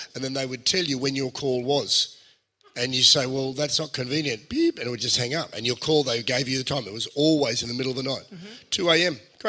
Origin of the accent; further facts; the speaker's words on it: England, United Kingdom; born there; And I was born in England.